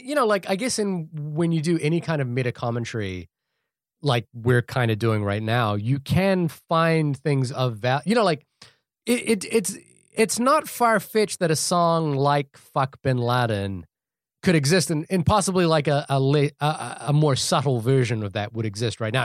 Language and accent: English; New Zealand; living and growing up in New Zealand